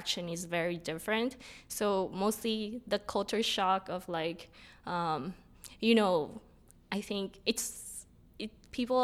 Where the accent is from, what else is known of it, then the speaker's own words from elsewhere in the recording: Mexico; first language Spanish; English is a second language; now in Toronto, Canada; I'm actually from Mexico